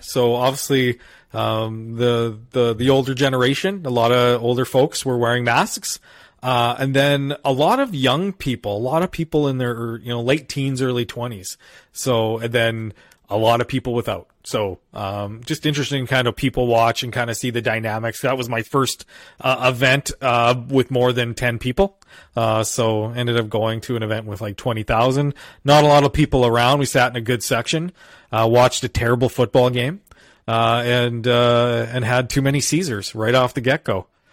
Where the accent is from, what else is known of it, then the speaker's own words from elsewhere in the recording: Alberta, Canada; as an Albertan